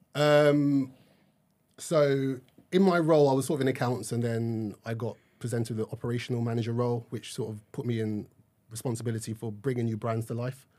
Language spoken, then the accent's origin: English; Nigeria; I am Nigerian